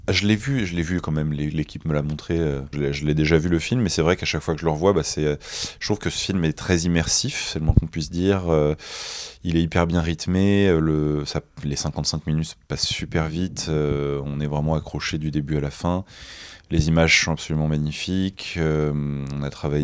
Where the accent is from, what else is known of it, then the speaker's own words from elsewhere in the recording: Nice, Provence-Alpes-Côte d'Azur, France; moi, je viens de Nice